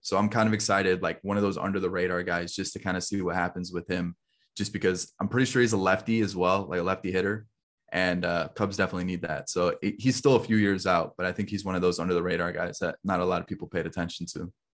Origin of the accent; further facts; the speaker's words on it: Chicago area, Illinois, United States; moved away as an adult; now in Kentucky, United States; I'm actually from the Chicago area originally